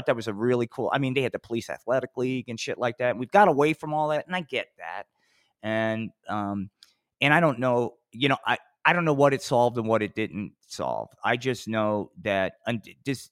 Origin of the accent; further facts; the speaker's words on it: New Jersey, United States; growing up in Jersey.